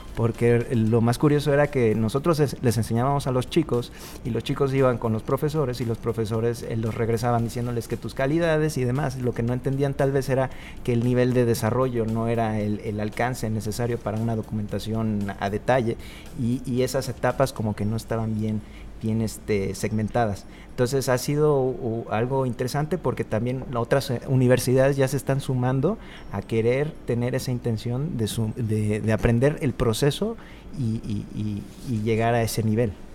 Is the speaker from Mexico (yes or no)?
yes; Cancún, Quintana Roo, Mexico; yo vengo de Cancún